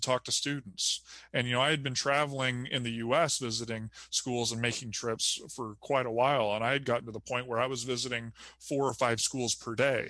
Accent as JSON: {"language": "English", "country": "United States", "tie": "born or raised there", "also_born_or_lived": "California / Arizona / Southern Indiana", "moved": "as an adult", "lives_now": "Indiana, United States", "said": "I grew up in California and Arizona"}